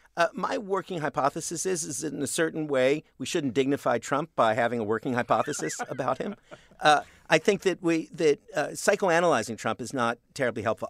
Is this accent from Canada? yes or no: yes; Canada; I'm a Canadian